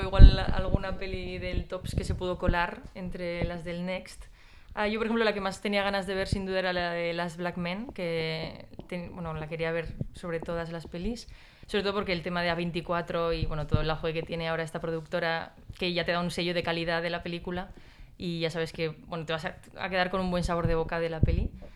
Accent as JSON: {"language": "Spanish", "town": "San Sebastián", "region": "Basque Country", "country": "Spain", "said": "yo soy de San Sebastián"}